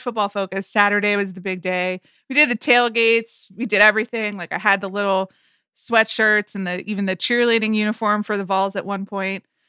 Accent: Atlanta, Georgia, United States; moved away; I grew up in Atlanta

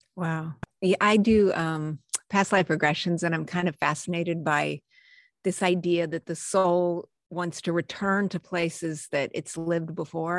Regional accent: New Mexico, United States; I grew up in New Mexico, USA

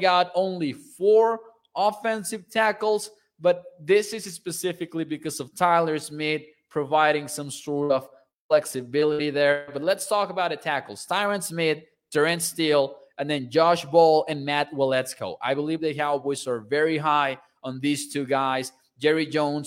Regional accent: Mexico; I'm from Mexico

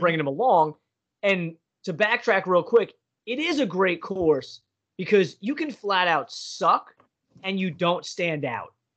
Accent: Pennsylvania, United States; I'm from Pennsylvania

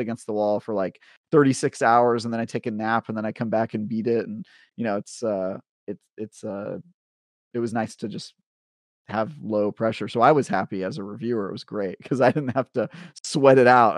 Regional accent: Oakland, California, United States; I grew up in Oakland in the nineties

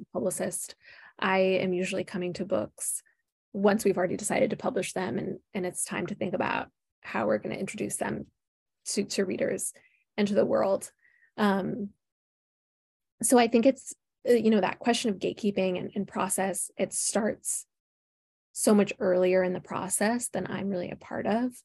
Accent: Minneapolis, Minnesota, United States; moved away as an adult; I am Midwest, born and raised. Uh, I grew up in the Twin Cities here in Minnesota

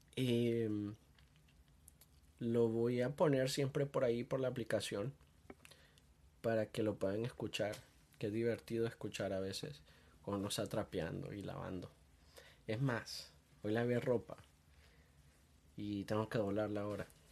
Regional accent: Honduras; soy de Honduras

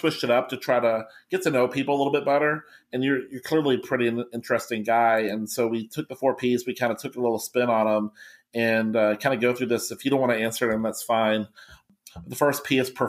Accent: Kentucky, United States; I'm from Kentucky

